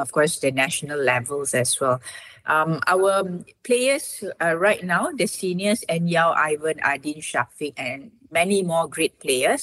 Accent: Malaysia; as Malaysian

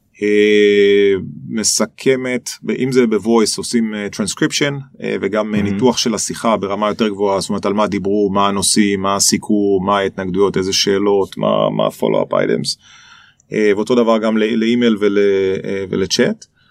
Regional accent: Nahariya, Northern District, Israel; moved away as an adult; also born or lived in Boston, United States; אני נולדתי בנהריה. אמ, זה ממש מעיר קטנה

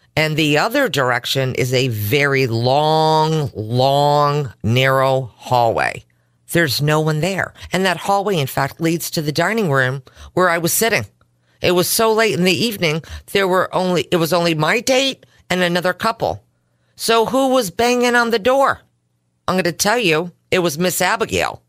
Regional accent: Simsbury, Connecticut, United States; born or raised there

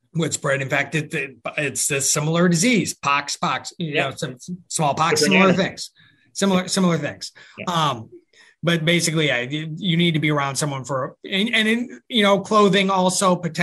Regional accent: upstate New York, United States; growing up in upstate New York, real upstate, like near Canada, upstate

